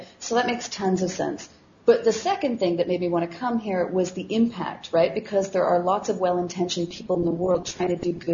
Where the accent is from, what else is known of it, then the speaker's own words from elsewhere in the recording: Canada; I am Canadian